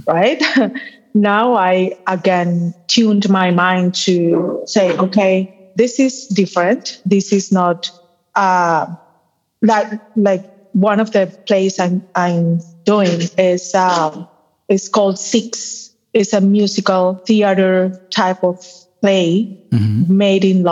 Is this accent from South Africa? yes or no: no; Colombia; also born or lived in Boston; I'm from Colombia, born and raised